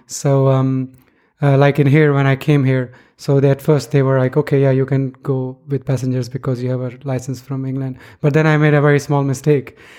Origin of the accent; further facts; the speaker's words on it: Pakistan; moved away; I was growing up in Pakistan